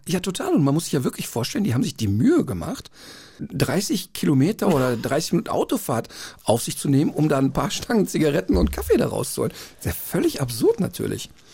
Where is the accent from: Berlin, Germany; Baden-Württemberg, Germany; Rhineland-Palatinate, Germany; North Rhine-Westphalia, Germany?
North Rhine-Westphalia, Germany; Duisburg; Ja, da aufgewachsen, Ein, paar, paar, Meter davon entfernt geboren